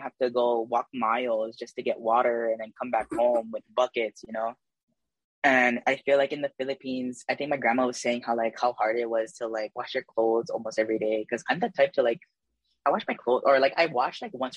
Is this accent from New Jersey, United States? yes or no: no; Waialua, Hawaii, United States; also born or lived in Waipahu; I was born and raised in the Wailua side